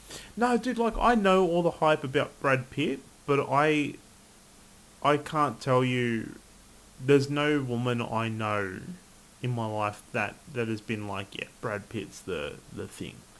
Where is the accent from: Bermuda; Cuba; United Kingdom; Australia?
Australia; I'm Australian